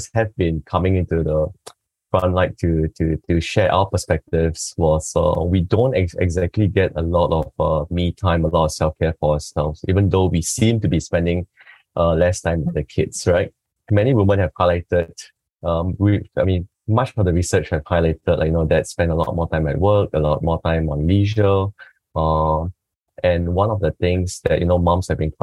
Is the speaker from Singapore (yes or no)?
yes; Singapore; from Singapore